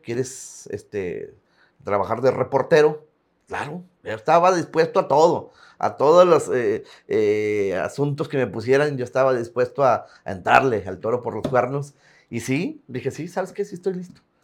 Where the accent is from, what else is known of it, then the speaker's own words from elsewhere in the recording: Tampacán, San Luis Potosí, Mexico; moved away as an adult; also born or lived in Ciudad Acuña; now in Piedras Negras, Mexico; Tampacán, San Luis Potosí de originarios